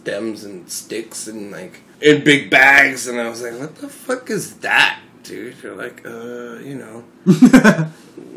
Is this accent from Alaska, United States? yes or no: yes; Alaska, United States; I'm from Alaska